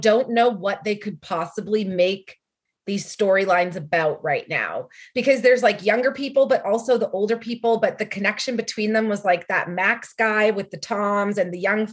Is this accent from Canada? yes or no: yes; Canada; also born or lived in Los Angeles, United States; as a Canadian